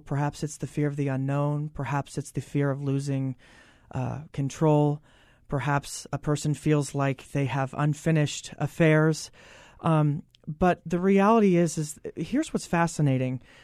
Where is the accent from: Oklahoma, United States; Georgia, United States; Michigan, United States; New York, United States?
Oklahoma, United States; moved away; I'm originally from Oklahoma